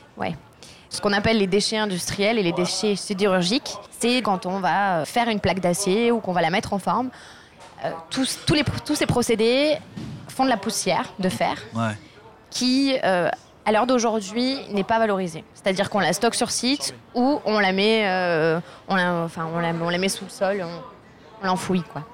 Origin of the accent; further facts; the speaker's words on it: Marseille, Provence-Alpes-Côte d'Azur, France; moved away as an adult; now in Grenoble, France; originaire de Marseille et je travaille sur Grenoble